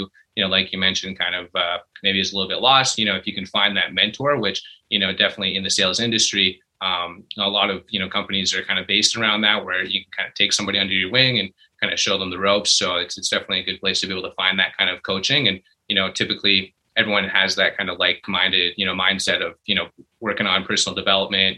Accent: Calgary, Alberta, Canada; I was born and raised here in Calgary

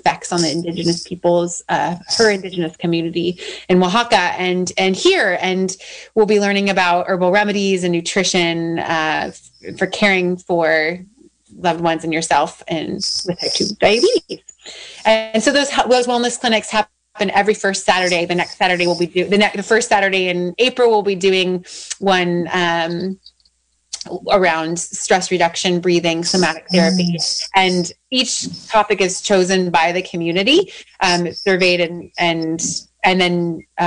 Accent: Sonoma County, California, United States; I'm from Sonoma County

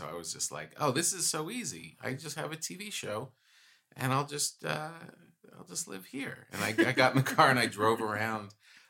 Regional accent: East Coast, United States; moved away as an adult; now in Los Angeles, United States; I come from the East Coast

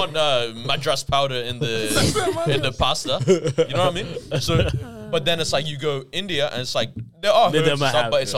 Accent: Barcelona, Catalonia, Spain; now that's why I'm from Barcelona, but I love this city.

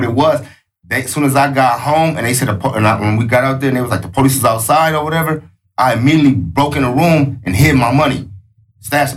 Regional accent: Los Angeles, California, United States; I'm from Los Angeles. I'm from West LA, that West Adams district

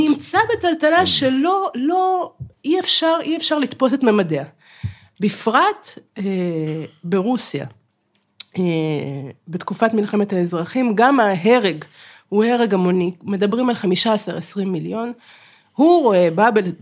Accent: Kharkiv, Kharkiv Oblast, Ukraine; now in Israel; אני מחרקוב

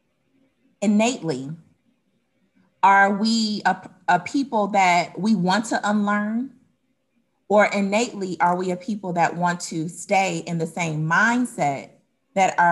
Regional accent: Detroit, Michigan, United States; now in Atlanta, United States; I'm originally from Detroit, Michigan

